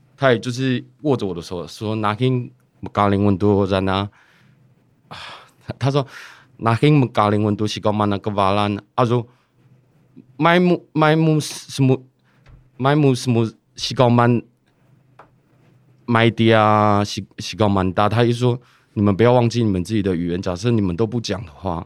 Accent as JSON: {"language": "Chinese", "country": "Taiwan", "said": "我来自利的部落"}